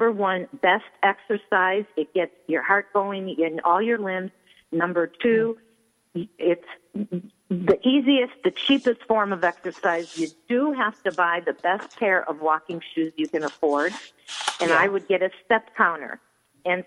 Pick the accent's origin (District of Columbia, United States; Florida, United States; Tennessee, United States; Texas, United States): Florida, United States; Coral Gables; I was born in Coral Gables